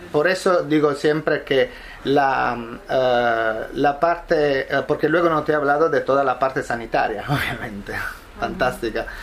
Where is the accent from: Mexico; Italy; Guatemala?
Italy; Southern Italy; Spanish is a second language; La respuesta es, en mi caso sí, porque soy italiano